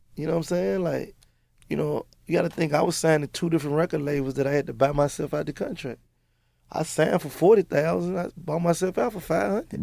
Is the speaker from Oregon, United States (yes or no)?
no; Memphis, Tennessee, United States; I come from North Memphis